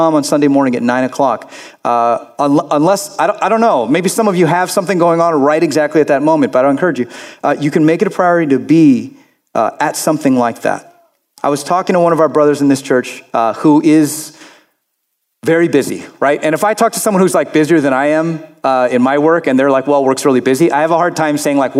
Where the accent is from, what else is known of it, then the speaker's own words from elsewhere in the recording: Florida, United States; I grew up in Florida